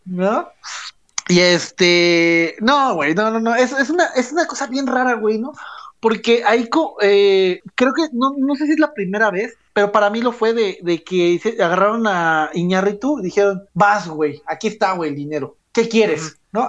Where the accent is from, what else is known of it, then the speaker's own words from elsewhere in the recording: Mexico; como todo buen niño de México